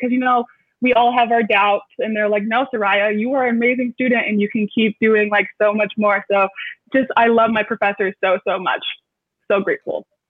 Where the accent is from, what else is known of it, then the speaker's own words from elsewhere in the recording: Detroit, Michigan, United States; moved away as an adult; now in Chicago, United States; I'm from Metro Detroit, even though I am currently in Chicago